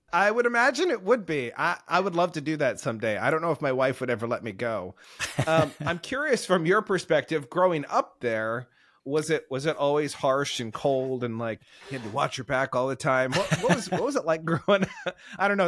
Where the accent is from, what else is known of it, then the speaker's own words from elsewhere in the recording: Oregon, United States; growing up in Oregon here